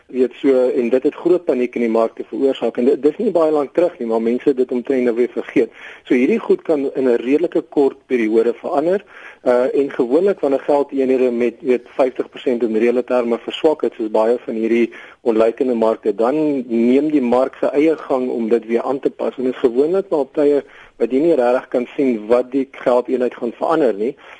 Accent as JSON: {"language": "Afrikaans", "country": "South Africa", "said": "as Suid-Afrikaners is ons"}